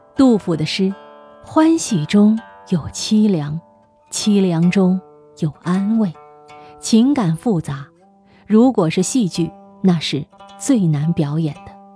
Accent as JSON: {"language": "Chinese", "country": "China", "said": "我们作为中国人"}